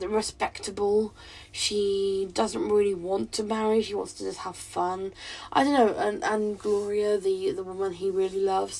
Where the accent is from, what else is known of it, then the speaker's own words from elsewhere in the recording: United Kingdom; I'm not Jamaican, I'm a white British woman